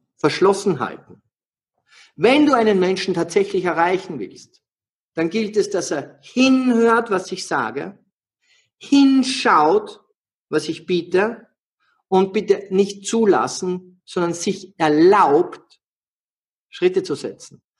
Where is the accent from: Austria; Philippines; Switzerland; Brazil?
Austria; ich bin ein Österreicher